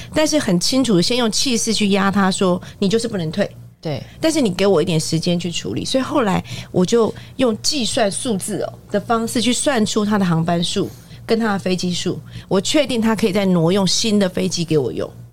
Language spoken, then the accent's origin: Chinese; Taiwan; 我们台湾人讲话到大陆去，其实是很受欢迎的